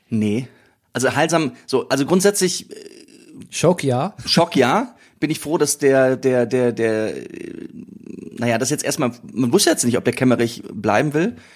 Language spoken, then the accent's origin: German; South Korea; Aus äh, Südkorea.